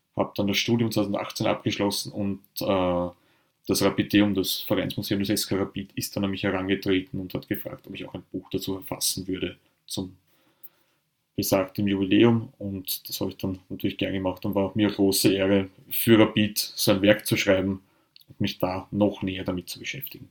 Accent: Vienna, Austria; Ich bin auch im Westen Wiens aufgewachsen, eigentlich gegenüber vom alten Spielplatz, den Rudolfsheimer Sportplatz

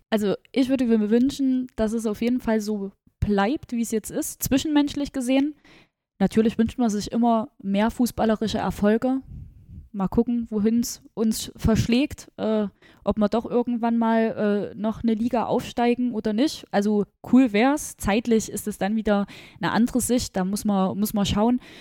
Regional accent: Gera, Thuringia, Germany; ich komme ja äh, gebürtig aus Gera

